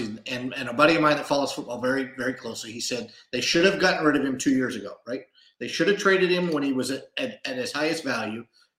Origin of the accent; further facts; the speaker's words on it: just outside of Seattle, Washington, United States; moved away; I grew up just outside of Seattle.